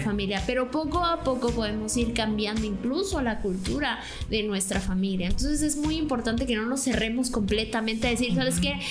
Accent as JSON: {"language": "Spanish", "region": "Tabasco", "country": "Mexico", "said": "nosotros somos de Tabasco"}